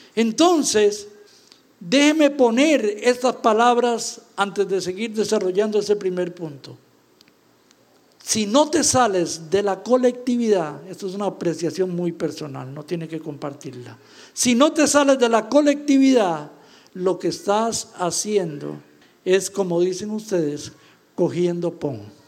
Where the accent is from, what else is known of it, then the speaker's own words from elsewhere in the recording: Costa Rica; se sabe que venimos de Costa Rica